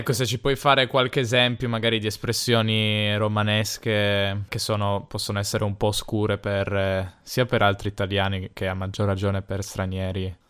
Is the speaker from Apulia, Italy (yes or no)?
no; Piedmont, Italy